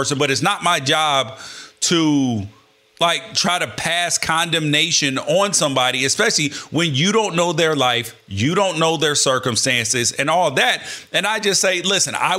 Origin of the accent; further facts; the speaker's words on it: Memphis, Tennessee, United States; I was born in Memphis.